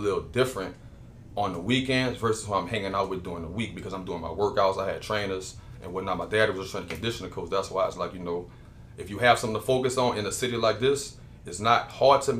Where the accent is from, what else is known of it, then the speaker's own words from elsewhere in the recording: Gretna, Louisiana, United States; also born or lived in North Carolina; I'm from the West Bank, born and raised in New Orleans.